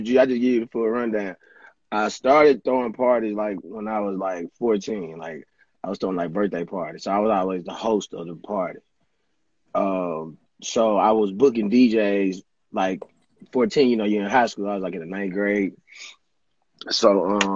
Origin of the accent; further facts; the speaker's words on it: Jackson, Mississippi, United States; I'm from Mississippi. Jackson, Mississippi